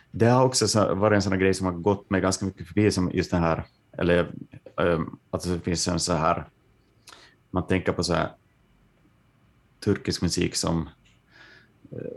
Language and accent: Swedish; Ostrobothnia, Finland; och att vi är från Österbotten, liksom, att tankarna går till eh, någon slags sådär avbefolkad glesbygd